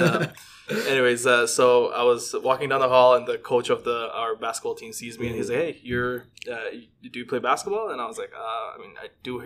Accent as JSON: {"language": "English", "country": "Bangladesh", "tie": "born or raised there", "moved": "yes", "lives_now": "Toronto, Canada", "said": "back home, back in my home country from Bangladesh."}